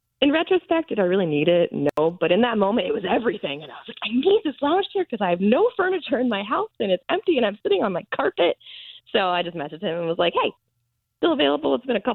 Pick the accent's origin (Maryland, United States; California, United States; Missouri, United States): Maryland, United States; moved away as an adult; also born or lived in Washington, D.C.; now in Tampa, United States; I was born in D.C. and raised in Maryland